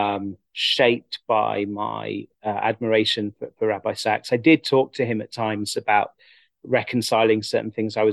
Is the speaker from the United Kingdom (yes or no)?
yes; England, United Kingdom; growing up in England, as someone interested in philosophy and thought, and was also religious